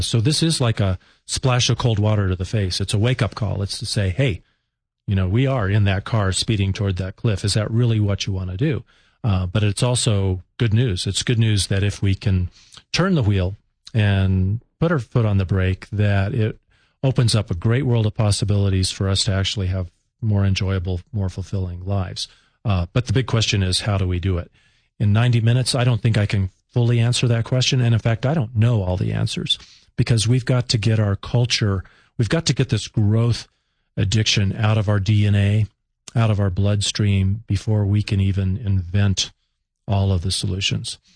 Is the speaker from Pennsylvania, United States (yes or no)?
no; Colorado Springs, Colorado, United States; my hometown of Colorado Springs